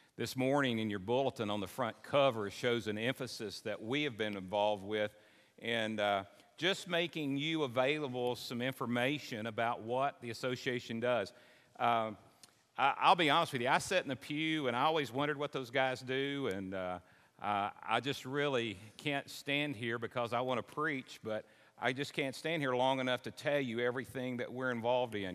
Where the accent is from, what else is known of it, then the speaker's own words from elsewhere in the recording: Simpson County, Kentucky, United States; I grew up in Simpson County.